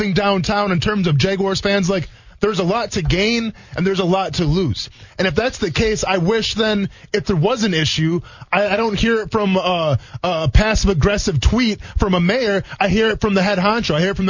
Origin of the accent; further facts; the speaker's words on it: Green Bay, Wisconsin, United States; I grew up around Lambeau.